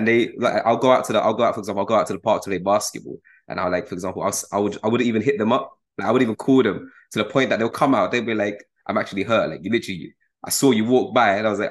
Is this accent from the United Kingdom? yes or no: yes; London, United Kingdom; I was born in London